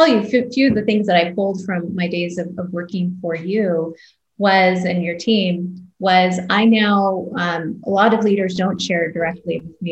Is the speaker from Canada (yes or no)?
yes; Canada; moved away as an adult; also born or lived in Toronto, Canada; now in United States; grew up in Canada and I'm daughter of immigrants.